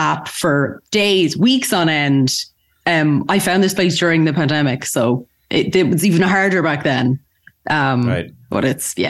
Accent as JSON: {"language": "English", "town": "Galway", "region": "Connacht", "country": "Ireland", "moved": "yes", "lives_now": "Dublin, Ireland", "said": "So I'm originally from Galway, which is west of Ireland. Mm-hmm. I'm from a farm there, and then I moved to Dublin"}